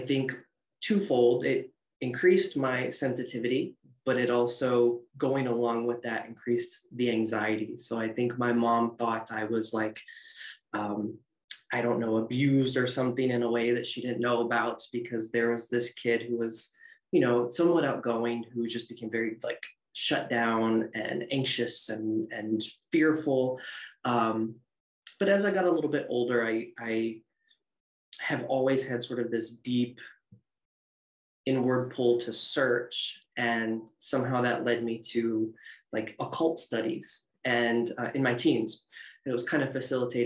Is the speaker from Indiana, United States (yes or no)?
no; Northern Ohio, United States; I'm from Northern Ohio, so I grew up in cornfields, cows, and going to church and revival